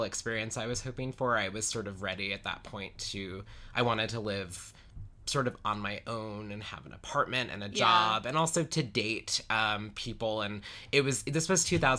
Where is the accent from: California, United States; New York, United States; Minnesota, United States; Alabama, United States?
New York, United States; Huntington; moved away as an adult; now in Las Vegas, United States; I grew up in Huntington, which is a town on the North Shore